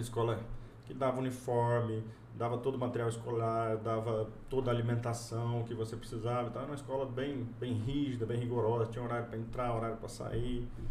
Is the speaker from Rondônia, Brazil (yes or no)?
yes; Cacoal, Rondônia, Brazil; also born or lived in Corbélia, Paraná; now in Porto Velho, Brazil; me criei no interior do estado, em Cacoal